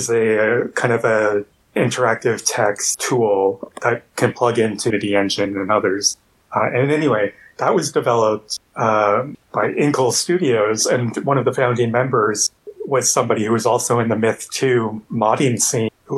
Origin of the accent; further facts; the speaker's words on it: Canada; now in Montreal, Canada; I'm Canadian, in Montreal.